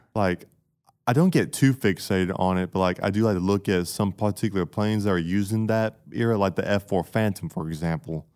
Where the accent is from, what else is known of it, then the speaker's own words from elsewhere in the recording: Camilla, Georgia, United States; I'm from Camilla, Georgia.